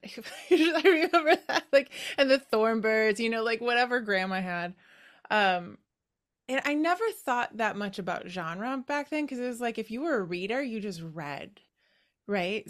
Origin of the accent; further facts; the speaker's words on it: Wisconsin, United States; moved away; I am from your neighboring state. I'm from Wisconsin, but yeah, haven't been there in a while.